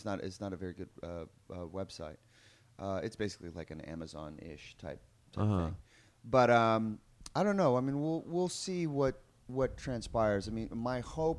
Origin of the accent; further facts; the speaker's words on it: Sacramento, California, United States; growing up in Sacramento, I spent a stupid amount of time in Tower Records growing up